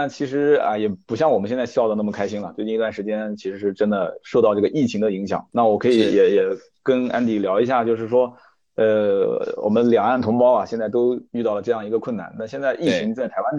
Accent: China; 我们大陆这边

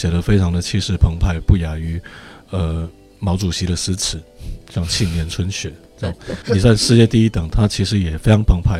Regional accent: Henan, China; 是我突然发现，就隐瞒了好久。我其实我是河南人。

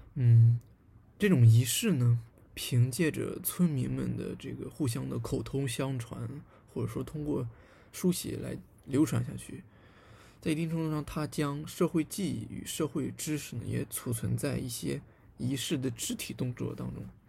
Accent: southwestern Shandong, China; 我的老家呢，在，呃，鲁西南的一个小县城里面

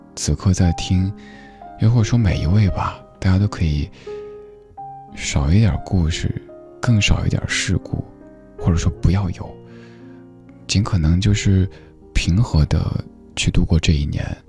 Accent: Chengdu, Sichuan, China; accent: Chengdu dialect; 我特别希望用我的家乡话、成都话来表达

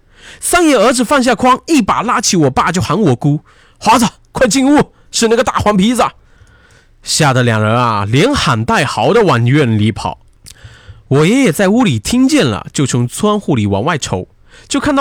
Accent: Tai'an County, Liaoning, China; 我的老家是在东北的台安县。这个故事发生的时候，我爸才三岁。因为家里是农村，房子都是那种泥或者稻草做的

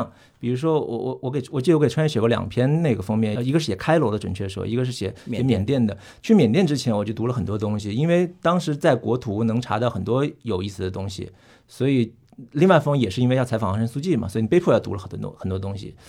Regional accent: Hunan, China; 也可能是因为我是湖南人

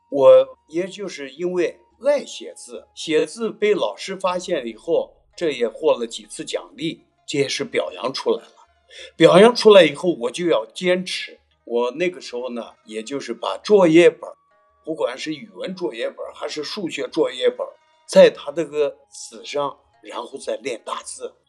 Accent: Baoji, Shaanxi, China; 我是宝鸡人，我也是从事书画也都是五十多年了

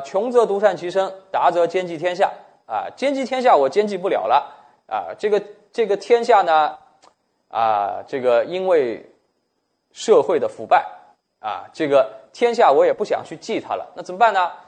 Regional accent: China; 我们中国人

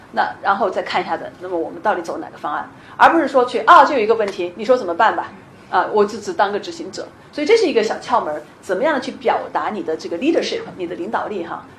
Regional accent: China; now in Seattle, United States; 我是一个中国人，我一直在卖我是中国人，我懂中国这一点

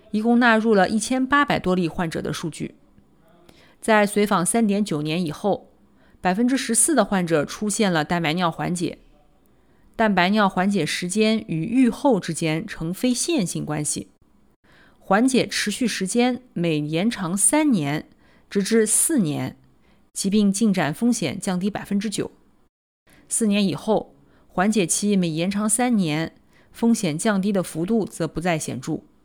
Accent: Nanjing, Jiangsu, China; 我来自南京，读完博士在三甲医院的心脏科干了七年

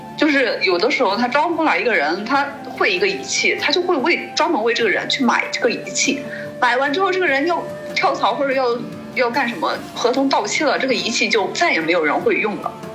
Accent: China; now in Germany; 我是个中国人

